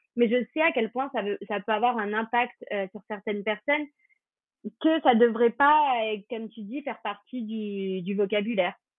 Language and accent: French; France; on est français